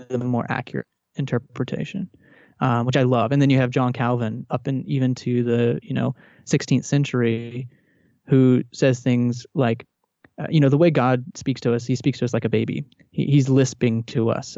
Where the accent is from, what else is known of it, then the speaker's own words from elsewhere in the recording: Texas, United States; I grew up in Texas in a Southern Baptist uh, home